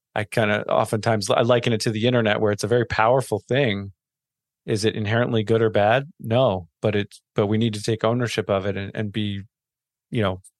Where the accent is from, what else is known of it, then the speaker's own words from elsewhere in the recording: Maryland, United States; Maryland. Yeah